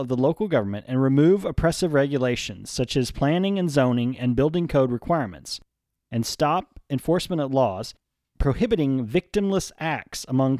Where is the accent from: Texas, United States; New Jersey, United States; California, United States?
Texas, United States; Wink; Yeah. I grew up in Wink, which is 30 miles away